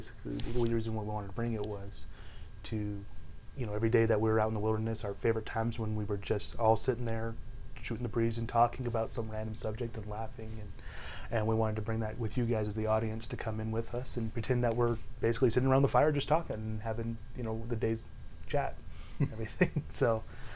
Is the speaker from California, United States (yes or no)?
yes; California, United States; moved away as an adult; also born or lived in Utah; I was originally from California